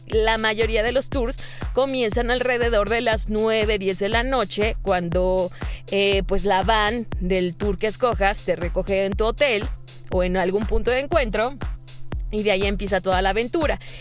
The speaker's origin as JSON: {"language": "Spanish", "country": "Mexico", "said": "la única mexa ahí"}